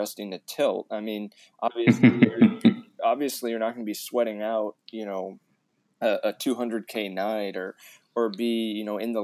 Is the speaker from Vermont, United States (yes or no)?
no; Indiana, United States; I grew up in Indiana, so I've been playing basketball since I could walk